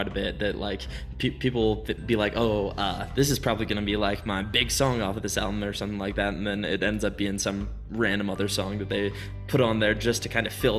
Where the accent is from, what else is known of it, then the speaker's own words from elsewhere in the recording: Jackson, Wyoming, United States; now in Laramie, United States; Yeah, I'm from Jackson too